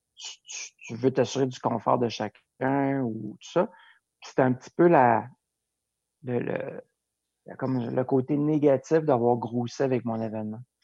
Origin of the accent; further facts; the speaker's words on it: Lac-Beauport, Quebec, Canada; also born or lived in Montreal; j'ai vécu mon enfance à Lac-Beauport